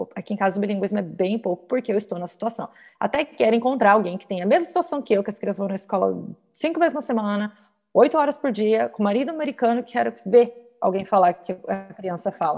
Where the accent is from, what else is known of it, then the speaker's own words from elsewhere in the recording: São Paulo, Brazil; moved away as an adult; now in United States; Eu sou de São Paulo e a criminalidade lá é alta